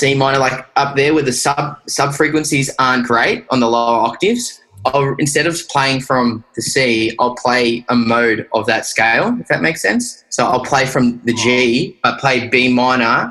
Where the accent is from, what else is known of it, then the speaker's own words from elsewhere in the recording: Australia; accent: Aussie; So my friends in New Zealand called me a dingo, like, because I'm that Aussie